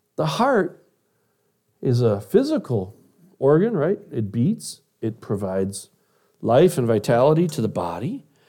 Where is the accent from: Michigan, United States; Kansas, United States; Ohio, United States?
Michigan, United States; Detroit; When I was a kid, I grew up in Detroit, Michigan